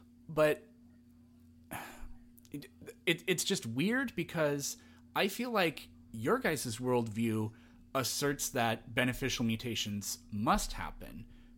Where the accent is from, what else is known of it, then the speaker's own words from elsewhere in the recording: Midwest, United States; I'm from the Midwest originally, so.